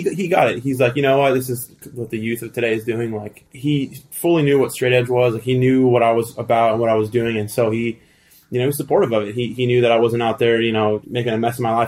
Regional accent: El Segundo, California, United States; also born or lived in Thousand Oaks, California / South Bay, California; I was born in the South Bay

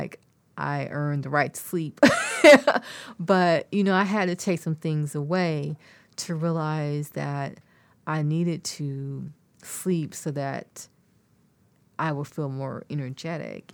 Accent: near Austin, Texas, United States; it started in my hometown. We would go to one in Columbus, which is not far from Austin

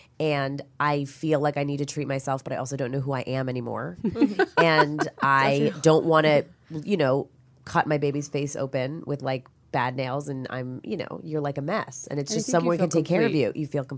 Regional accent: New York, United States; now in Los Angeles, United States; I'm from New York, born and raised, and I came here

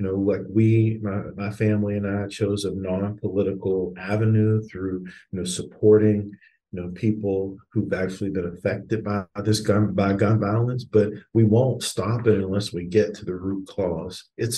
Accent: McKeesport, Pennsylvania, United States; McKee Sport, my hometown

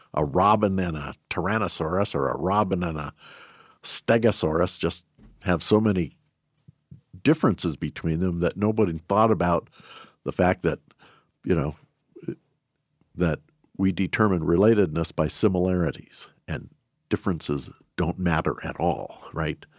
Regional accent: Shelby, Montana, United States; I was born and raised in Shelby

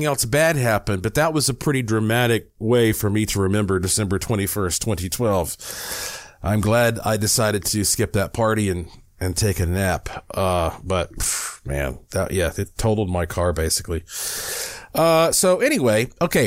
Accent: Asheville, North Carolina, United States; moved away; I was in Asheville, North Carolina. I owned a house there at that time. That's, of course, my hometown.

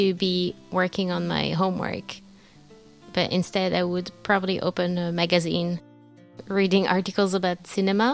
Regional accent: Neuilly-sur-Seine, Île-de-France, France; I grew up in the suburbs of Paris

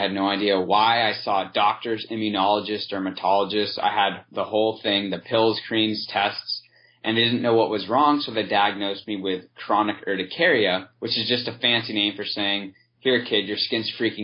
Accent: San Diego, California, United States; moved away as an adult; also born or lived in Ohio; I grew up in San Diego

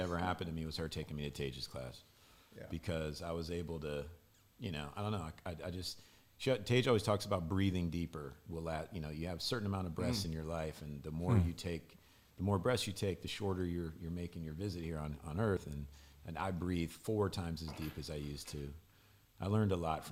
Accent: Louisville, Kentucky, United States; I grew up in Baptist Church in Louisville, Kentucky.

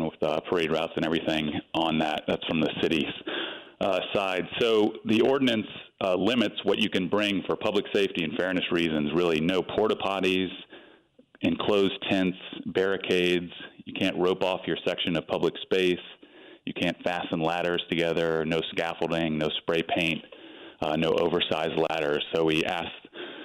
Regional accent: Franklin, Louisiana, United States; moved away as an adult; now in New Orleans, United States; Born and raised in Franklin, Louisiana, over in St. Mary Parish

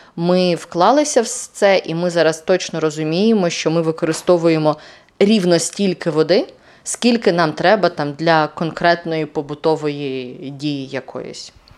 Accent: Yelanets, Mykolaiv Oblast, Ukraine; moved away; нюанс мого рідного села ще й полягав в тому, що воно знаходиться на півдні

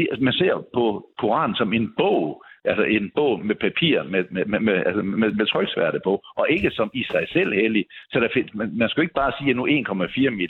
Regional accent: Odense, Southern Denmark, Denmark; min hjemby, øh, Odense

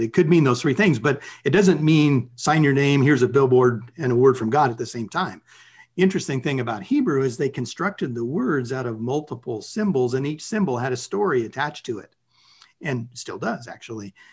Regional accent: United States

